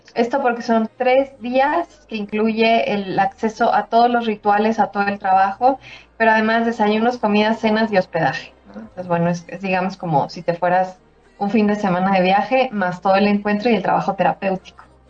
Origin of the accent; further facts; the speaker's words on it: Mexico; soy mexicana